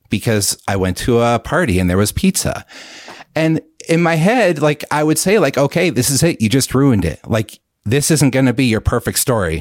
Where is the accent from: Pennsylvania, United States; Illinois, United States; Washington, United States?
Pennsylvania, United States; central; I am from Pennsylvania, and I still live here. Uh, central Pennsylvania, the kind of more rural areas.